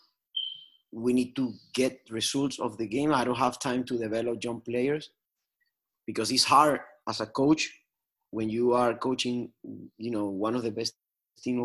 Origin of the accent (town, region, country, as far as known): Venezuela; moved away